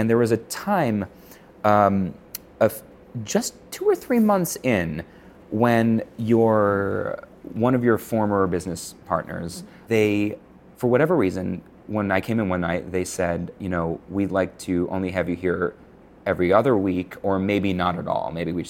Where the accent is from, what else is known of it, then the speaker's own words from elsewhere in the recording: Buffalo, New York, United States; now in Connecticut, United States; I came from Buffalo where there was a magician in every restaurant.